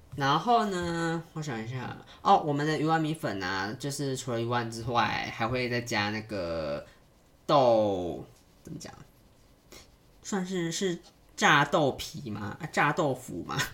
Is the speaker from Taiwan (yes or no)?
yes; Yilan County, Taiwan; 但是我在宜兰吃到的是都是会加沙茶的